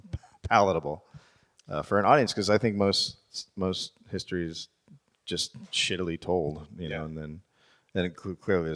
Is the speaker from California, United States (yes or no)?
yes; San Francisco, California, United States; I also grew up in San Francisco